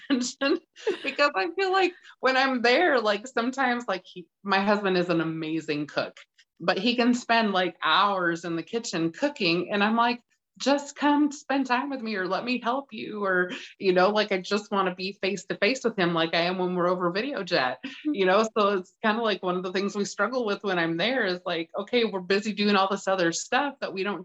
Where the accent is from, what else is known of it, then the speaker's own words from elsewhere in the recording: West Coast, United States; also born or lived in Washington State; now in Iowa, United States; I grew up on the West Coast.